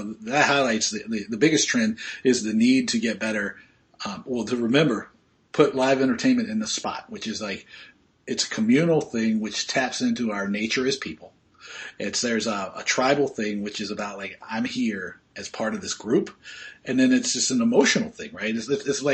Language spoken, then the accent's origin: English; Australia; I'm Australian